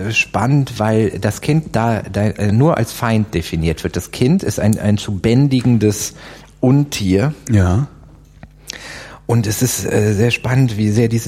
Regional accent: Aachen, North Rhine-Westphalia, Germany; ich bin ja an der Grenze zu Holland

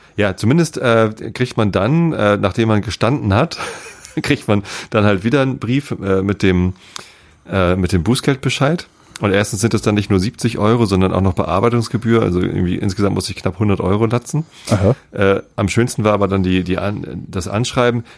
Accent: Germany; ich bin ja im, im, im, Speckgürtel von Hamburg auch groß geworden.

